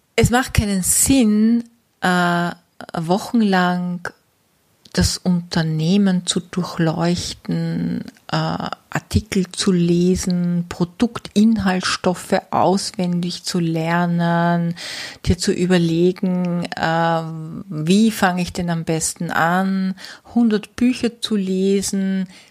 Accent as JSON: {"language": "German", "country": "Austria", "said": "bei uns in Österreich"}